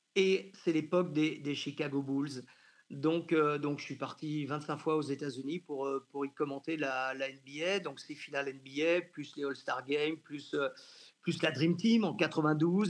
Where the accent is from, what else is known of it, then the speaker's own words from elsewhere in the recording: Janzé, Brittany, France; moved away as an adult; also born or lived in Rennes / Bordeaux; je suis originaire de Janzé, donc tout près de Rennes